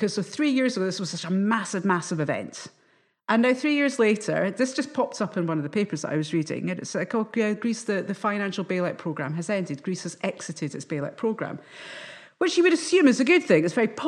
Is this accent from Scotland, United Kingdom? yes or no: yes; Scotland, United Kingdom; I'm a Scottish journalist.